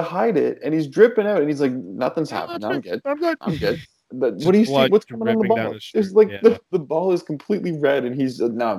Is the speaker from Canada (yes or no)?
yes; Canada; as a Canadian basketball fan.